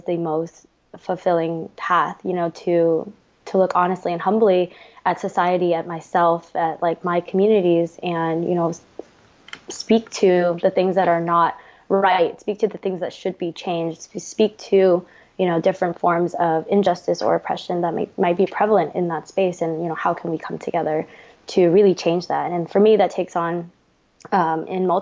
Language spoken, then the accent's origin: English; United States; I am Vietnamese American and I am the daughter of two Vietnamese boat people